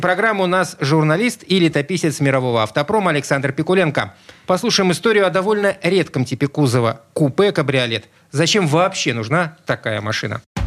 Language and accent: Russian; Saint Petersburg, Russia; я родился в Петербурге.